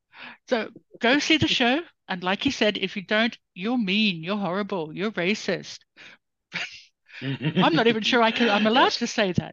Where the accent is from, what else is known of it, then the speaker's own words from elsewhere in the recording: Kalgoorlie, Western Australia, Australia; I come from Bush. I'm Bush too, I know. I come from Kalgoorlie